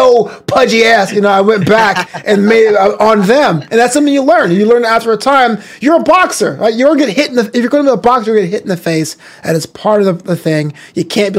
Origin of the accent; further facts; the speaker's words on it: United States; I am an American. My parents are immigrants. They came from the Caribbean